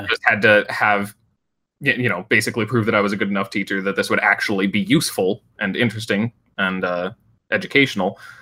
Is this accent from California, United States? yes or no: yes; Northern California, United States; I went back to my hometown um, in Northern California